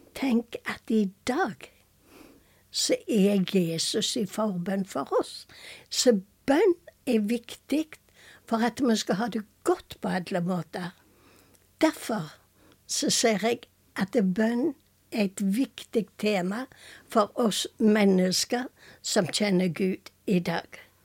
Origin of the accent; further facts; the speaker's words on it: Karmøy, Rogaland, Norway; moved away as an adult; also born or lived in Tucumán, Argentina; Jeg er fra Selvøyna